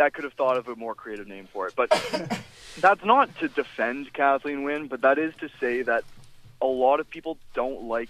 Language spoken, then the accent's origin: English; Whitby, Ontario, Canada; also born or lived in Toronto / Vaughan; Whitby, my hometown